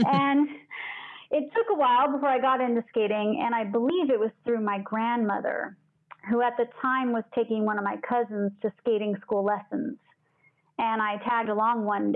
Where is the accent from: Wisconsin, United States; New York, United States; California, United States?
California, United States; Northern; I grew up in Northern California